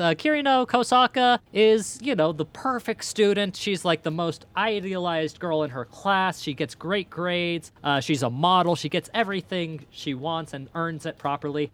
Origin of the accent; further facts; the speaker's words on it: Ireland; I'm Irish